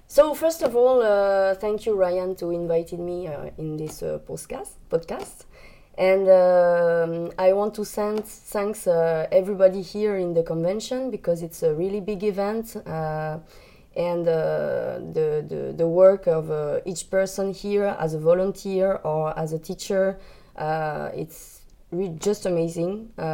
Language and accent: English; France; English is a second language; I come from France.